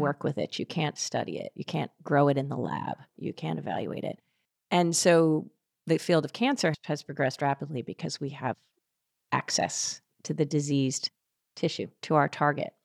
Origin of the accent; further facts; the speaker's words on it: Philadelphia, Pennsylvania, United States; I grew up outside of Philadelphia